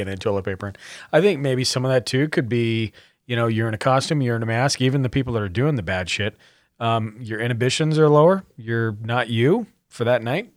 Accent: Montana, United States; I'm from Montana

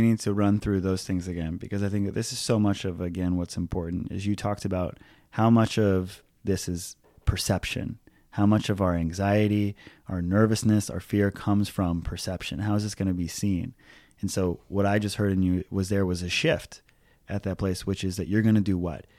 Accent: Hawaii, United States; growing up in Hawaii as, like, a middle class white kid.

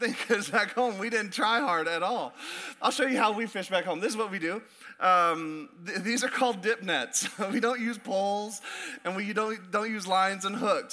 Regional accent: Alaska, United States; born or raised there; moved away

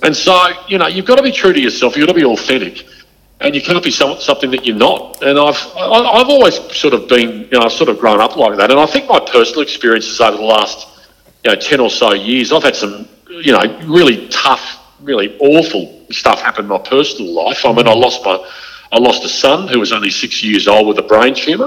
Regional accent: Gold Coast, Queensland, Australia; now in Sydney, Australia; I was brought up on the Gold Coast

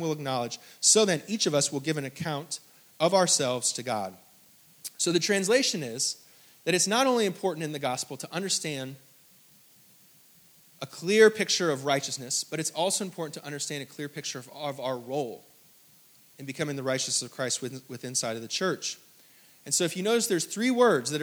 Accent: the North, United States; moved away; I'm from the North

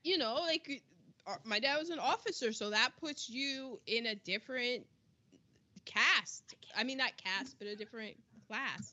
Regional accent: United States; being an American

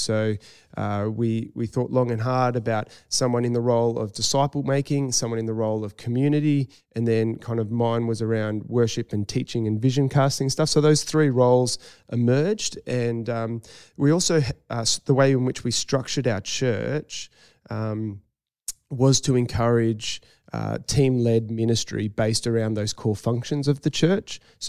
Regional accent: Northern Beaches, New South Wales, Australia; moved away as an adult; And in terms of the place, I grew up on the Northern Beaches, but when I was 18, moved away. And for me, I really had a strong call back to that community.

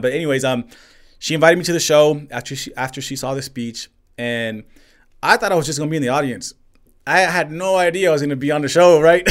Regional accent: El Paso, Texas, United States; I'm born and raised in El Paso, Texas, Northeast.

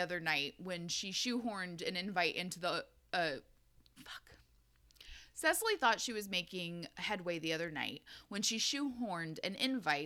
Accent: United States; I'm American

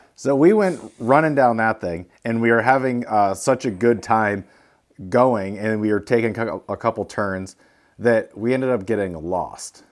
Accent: Sault Ste. Marie, Michigan, United States; moved away; we're from Sault Ste. Marie, and the trails led right to where our old house was when we grew up.

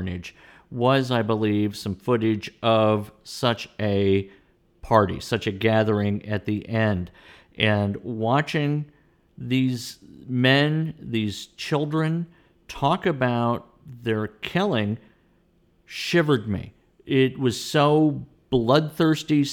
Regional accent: Louisville, Kentucky, United States; born or raised there

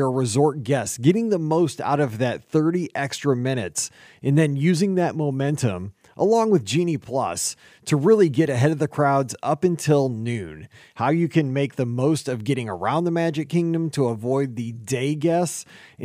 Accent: Missouri, United States; We're from Missouri

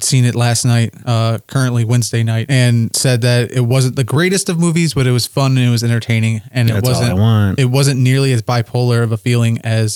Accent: Detroit, Michigan, United States; we're from Detroit

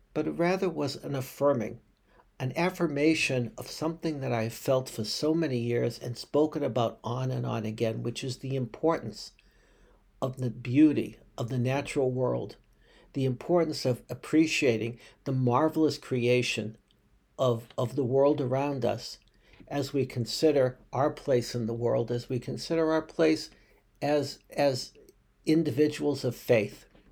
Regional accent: Boston, Massachusetts, United States; I grew up in Boston

